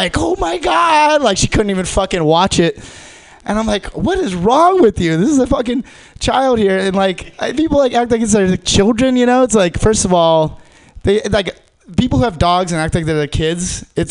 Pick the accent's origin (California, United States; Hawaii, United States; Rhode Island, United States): Hawaii, United States; now in San Francisco, United States; I grew up in Hawaii, so actually I was the minority